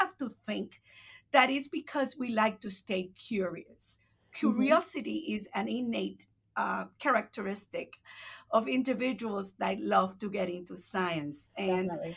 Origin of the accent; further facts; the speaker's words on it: Puerto Rico; first language Spanish; English is a second language; moved away as an adult; also born or lived in Massachusetts / Illinois; now in United States; I was born and raised in Puerto Rico, right, my entire life.